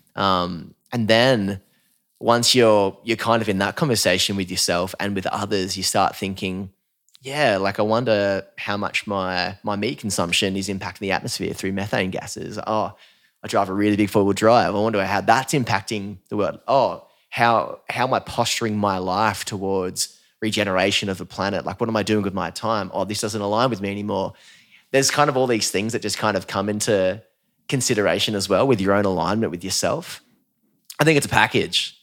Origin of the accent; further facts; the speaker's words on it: Newcastle, New South Wales, Australia; I'm from Newcastle, like, the south end of Newcastle, grew up on Lake Macquarie